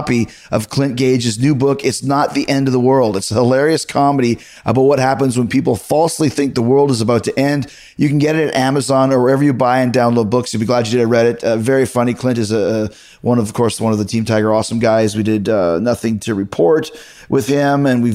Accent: Canada; moved away; I'm the Canadian here

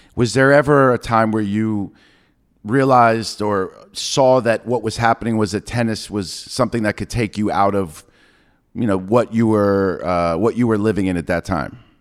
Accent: New York, United States; I'm from New York

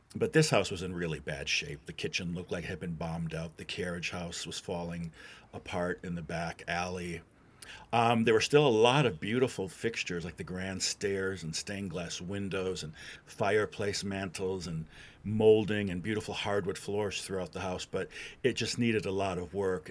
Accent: Wisconsin, United States; moved away as an adult; now in Louisville, United States; I'm not from Louisville originally. I'm from Wisconsin.

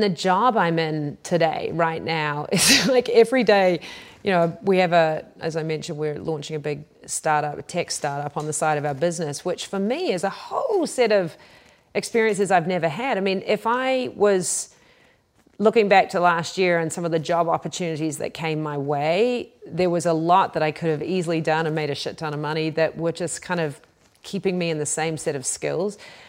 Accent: New Zealand

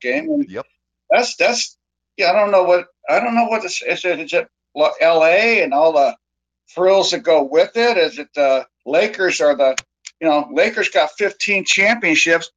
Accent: Bay Area, California, United States; I've been in the Sacramento area for a long time, and I grew up in the Bay Area.

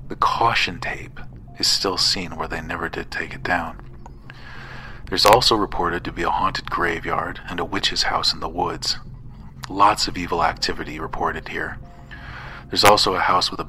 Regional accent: Missouri, United States; I'm from Missouri

